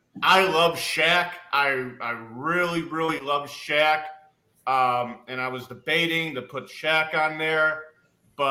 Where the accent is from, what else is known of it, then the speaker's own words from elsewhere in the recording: Chicago, Illinois, United States; growing up in Chicago.